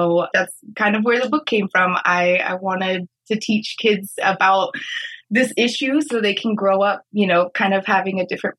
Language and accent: English; Reno, Nevada, United States; moved away as an adult; now in Maui, United States; I grew up in Reno. There's not much ocean around.